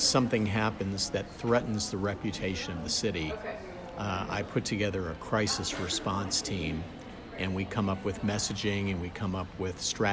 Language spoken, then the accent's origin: English; South Florida, United States; also born or lived in Georgia; I grew up in South Florida.